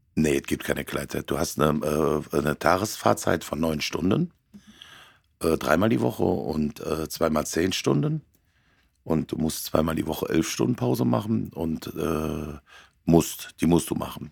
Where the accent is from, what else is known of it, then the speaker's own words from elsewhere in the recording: Cologne area, North Rhine-Westphalia, Germany; hier im Kölner Raum, es ist ganz schlimm, das ist ja meine Heimat.